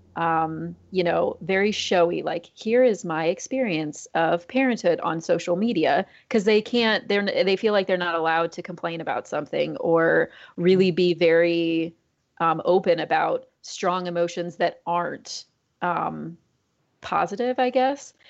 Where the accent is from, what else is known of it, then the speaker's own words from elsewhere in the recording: Iowa, United States; moved away as an adult; now in Springfield, United States; I grew up in Iowa, basically straight north of where I am right now